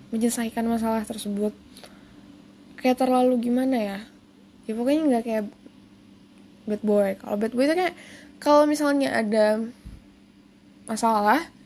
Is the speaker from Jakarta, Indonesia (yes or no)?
yes; Jakarta, Indonesia; born there; gue lahir di Jakarta dan beberapa keluarga gue ada tinggal di Jakarta